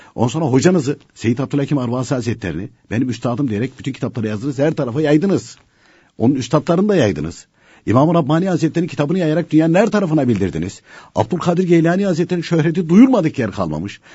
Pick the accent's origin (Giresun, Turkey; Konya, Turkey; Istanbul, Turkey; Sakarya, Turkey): Konya, Turkey; a mountain village of; Konya'nın bir dağ köyünde doğdum